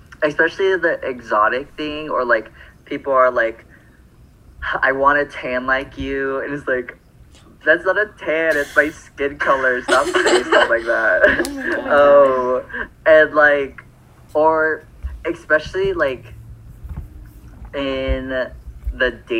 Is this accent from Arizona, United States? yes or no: yes; Phoenix, Arizona, United States; I'm from Phoenix